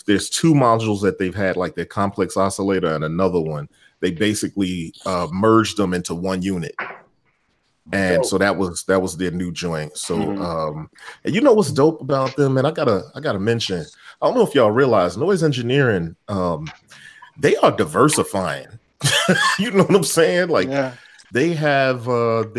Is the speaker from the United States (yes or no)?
yes; Chicago, Illinois, United States; moved away; Schaumburg, just outside of Chicago, my hometown